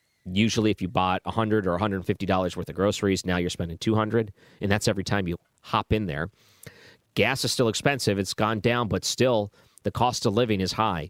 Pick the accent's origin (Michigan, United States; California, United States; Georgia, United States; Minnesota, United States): Michigan, United States; Detroit; I grew up in Detroit